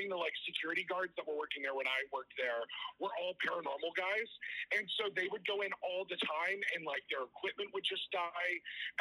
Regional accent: Virginia, United States; also born or lived in Auburn, New York; now in Orlando, United States; from Virginia originally, but I live in Orlando now.

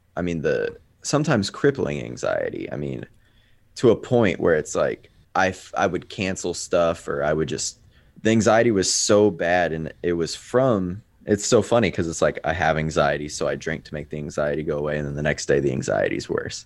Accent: Kansas City, United States; I'm from Kansas City.

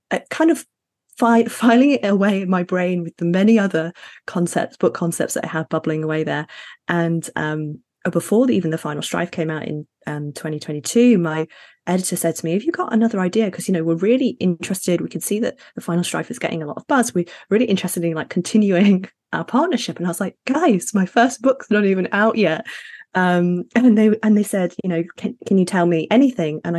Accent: Sheffield, Yorkshire and the Humber, United Kingdom; also born or lived in Middle East; So I'm Ghanaian, Sudanese, and British, but I was raised in the Middle East and Sheffield in the UK.

